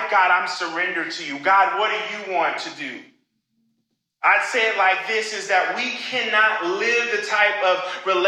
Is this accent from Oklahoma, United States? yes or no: yes; Oklahoma, United States; moved away as an adult; now in Chicago, United States; when I was in high school and in my hometown in Oklahoma